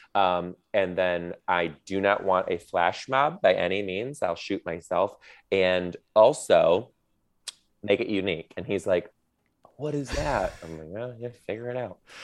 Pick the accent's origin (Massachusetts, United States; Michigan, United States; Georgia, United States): Michigan, United States; Detroit; I'm from Detroit